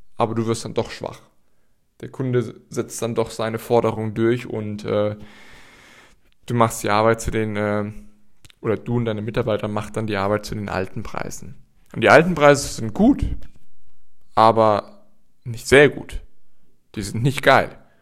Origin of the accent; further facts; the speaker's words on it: Gießen, Hesse, Germany; in Gießen passiert, also in meiner Heimatstadt